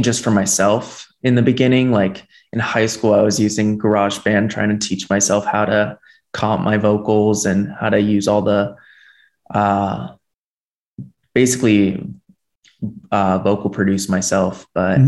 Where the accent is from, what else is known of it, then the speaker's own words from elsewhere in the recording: Miami, Florida, United States; moved away as an adult; now in Los Angeles, United States; I was born and raised in Miami, Florida. I moved here 4 years ago for school in California.